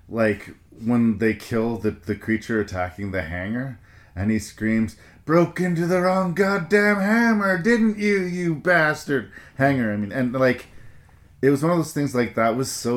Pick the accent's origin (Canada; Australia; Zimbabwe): Canada; I'm from Canada